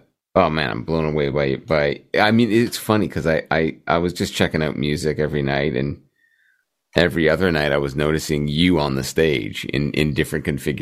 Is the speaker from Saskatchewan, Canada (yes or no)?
no; Brampton, Ontario, Canada; Came and played my hometown.